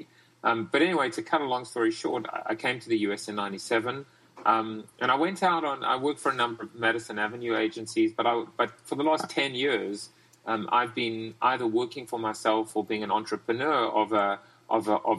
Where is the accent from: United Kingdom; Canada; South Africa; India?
South Africa; now in United States; I'm from South Africa originally.